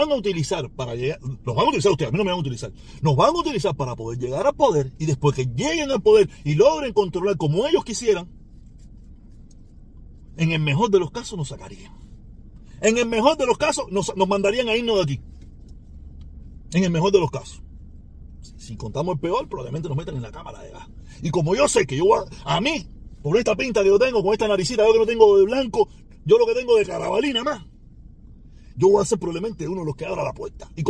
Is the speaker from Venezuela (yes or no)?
no; Cuba; now in United States; el ejemplo que ellos tienen para lo que no se debe hacer con la inmigración en este país somos los cubanos